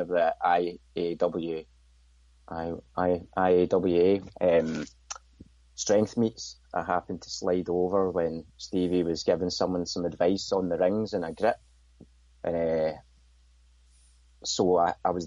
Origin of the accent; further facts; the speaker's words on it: Scotland, United Kingdom; I'm from Scotland, so Highland Games were a regular thing. In fact, in my hometown, we had the Kill Highland Gathering